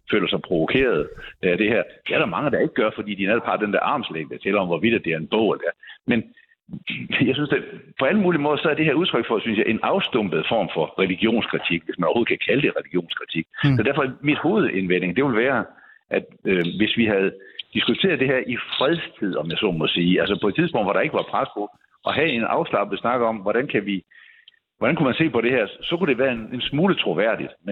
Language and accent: Danish; Odense, Southern Denmark, Denmark; min hjemby, øh, Odense